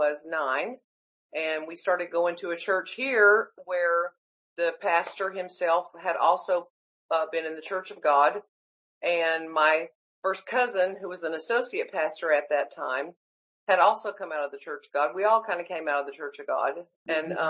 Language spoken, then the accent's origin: English; Charleston, South Carolina, United States; also born or lived in Greenville, South Carolina / Tulsa, Oklahoma; I grew up in Charleston, South Carolina till I was 9 years old